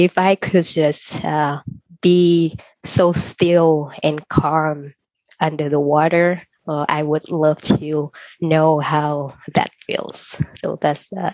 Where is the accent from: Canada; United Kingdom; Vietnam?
Vietnam; now in Los Angeles, United States; I was born in Vietnam, so I wanted to have something about my country.